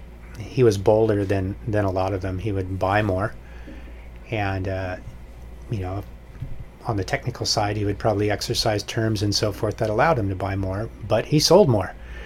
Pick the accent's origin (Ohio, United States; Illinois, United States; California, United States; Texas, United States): California, United States; Foster City; I grew up in the Bay Area, a place called Foster City, which is just on the other side of Half Moon Bay.